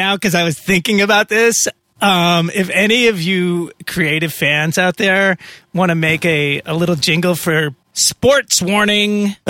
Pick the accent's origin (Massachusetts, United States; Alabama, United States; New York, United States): Massachusetts, United States; I mean, I grew up in Massachusetts and everybody was, you know, Red Sox fans.